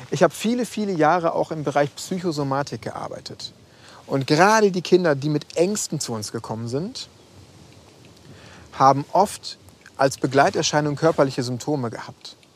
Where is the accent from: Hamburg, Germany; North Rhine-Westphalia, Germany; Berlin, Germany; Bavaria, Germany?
North Rhine-Westphalia, Germany; Schwerte; an die Ruhr in meine Heimatstadt nach Schwerte.